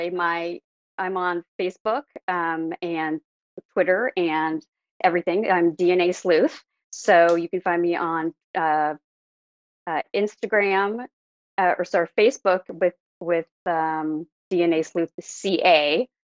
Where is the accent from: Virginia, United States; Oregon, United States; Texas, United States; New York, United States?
Oregon, United States; Oregon City; also born or lived in Santa Clara, California; now in California, United States; I was actually born in California. I was born in Santa Clara, but I grew up in, outside of Portland, Oregon, in a small town called Oregon City.